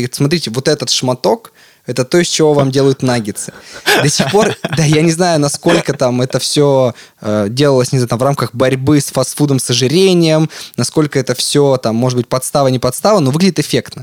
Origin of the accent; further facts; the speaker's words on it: Yekaterinburg, Sverdlovsk Oblast, Russia; которое мы делали здесь в Екатеринбурге, а я из Екатеринбурга.